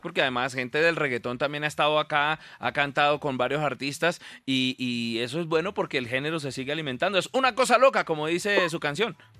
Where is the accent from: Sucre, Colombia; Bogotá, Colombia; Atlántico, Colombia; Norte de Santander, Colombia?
Norte de Santander, Colombia; Cúcuta; yo soy de Cúcuta